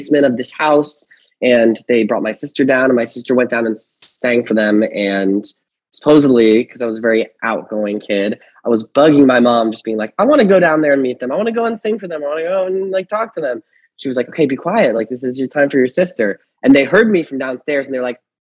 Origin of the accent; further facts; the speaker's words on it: Fair Lawn, New Jersey, United States; I grew up in Fairlawn, New Jersey, which is like 20 minutes outside of Manhattan